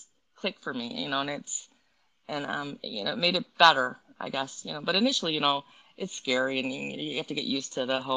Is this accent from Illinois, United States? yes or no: yes; Wheaton, Illinois, United States; I grew up in Wheaton